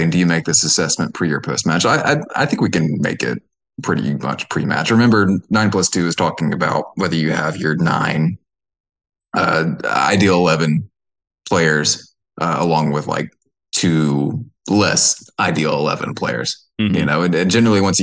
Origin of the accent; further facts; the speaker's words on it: Georgia, United States; I'm from Reagan, Georgia